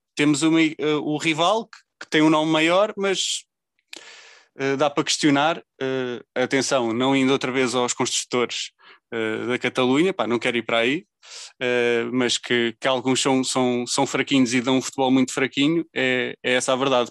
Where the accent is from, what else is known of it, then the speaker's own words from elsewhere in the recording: Leiria, Centro, Portugal; eu sou de Leiria